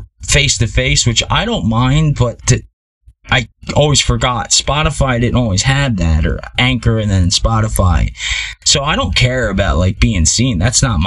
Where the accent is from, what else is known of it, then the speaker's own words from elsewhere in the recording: Philadelphia, Pennsylvania, United States; I'm from Philly